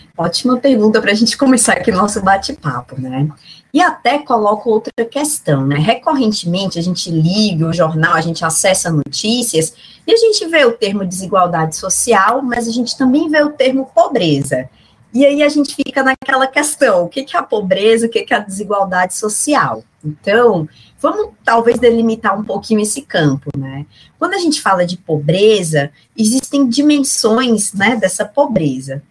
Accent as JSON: {"language": "Portuguese", "town": "Fortaleza", "region": "Ceará", "country": "Brazil", "tie": "born or raised there", "said": "eu sou cearense, sou de Fortaleza, né, cidade onde eu nasci, que eu conservo ainda bastante sotaque."}